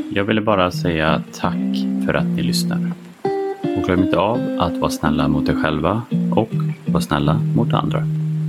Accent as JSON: {"language": "Swedish", "area": "a small town smaller than Borås", "region": "Västra Götaland", "country": "Sweden", "tie": "born or raised there", "moved": "yes", "said": "ville jag flytta tillbaka till den lilla ska man säga, byn eller mindre stan än Borås eh, där jag växte upp"}